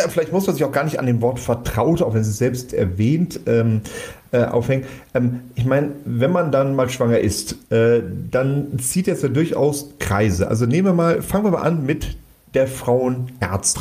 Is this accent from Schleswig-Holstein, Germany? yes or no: no; Cologne-Bonn region, North Rhine-Westphalia, Germany; wir kommen aus der Region Köln-Bonn